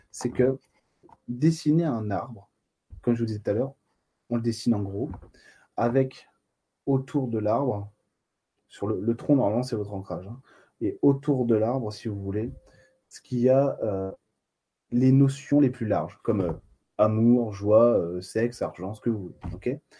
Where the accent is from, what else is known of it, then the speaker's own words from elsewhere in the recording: Bastia, Corsica, France; moi je suis de Bastia, Eric. moi je suis, suis pas de Bonifacio, mais euh, j'y suis allé euh, il n'y a pas longtemps